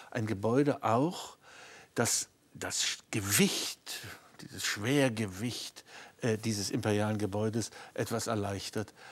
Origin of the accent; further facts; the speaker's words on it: East Germany, Germany; Und ich habe ausdrücklich äh, nicht als Berliner argumentiert, sondern als Ostdeutscher.